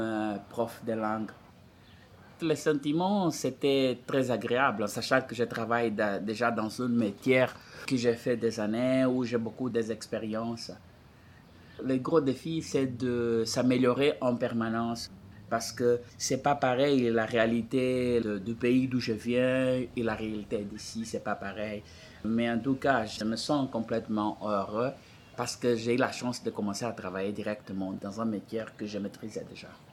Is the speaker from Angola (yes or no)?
yes; Angola; French is a second language; moved away as an adult; now in Montreal, Canada; J'ai quitté l'Angola, on est passé pour les États-Unis